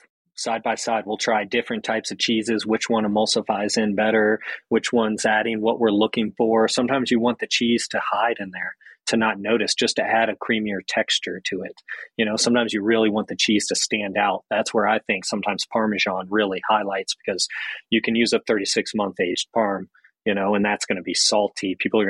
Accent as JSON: {"language": "English", "region": "the South", "country": "United States", "tie": "born or raised there", "said": "I had an Italian grandfather and then my family is Southern. So, you know, growing up in the South, my mom just naturally cooking was her love language, you know?"}